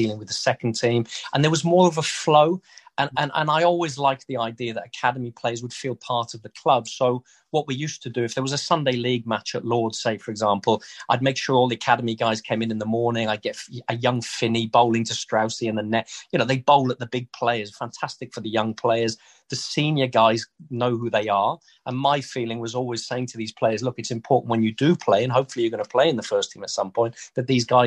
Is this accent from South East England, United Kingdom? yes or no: yes; Newbury, South East England, United Kingdom; moved away as an adult; also born or lived in Wales / North London; my hometown back in Newbury